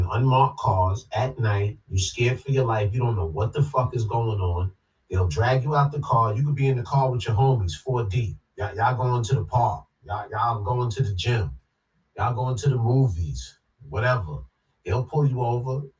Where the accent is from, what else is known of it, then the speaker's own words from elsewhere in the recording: New York City, New York, United States; growing up in Queens, socializing in Brooklyn, in Harlem